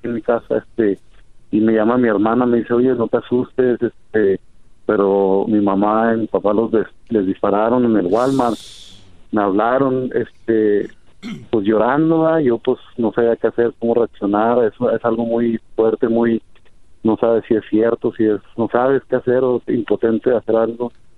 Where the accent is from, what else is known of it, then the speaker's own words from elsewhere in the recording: Mexico; now in Denver, United States; muy triste por el odio que hay sobre nosotros los mexicanos